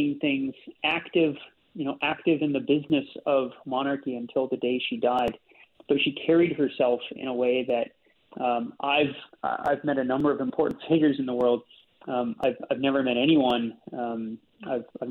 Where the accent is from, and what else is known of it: Canada